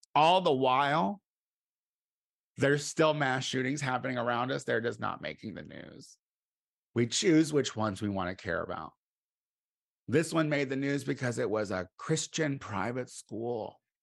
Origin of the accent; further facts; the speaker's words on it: United States; me as an American